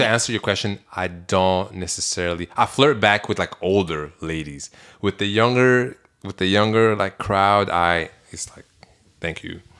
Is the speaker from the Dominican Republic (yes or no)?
no; Belgium; moved away; I'm from Belgium